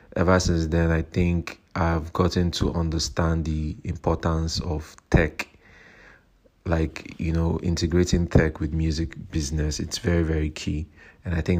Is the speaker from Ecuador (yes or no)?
no; Nigeria; I'm a Nigerian rapper